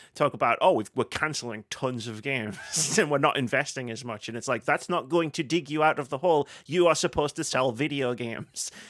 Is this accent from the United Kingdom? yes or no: yes; United Kingdom; we're all British here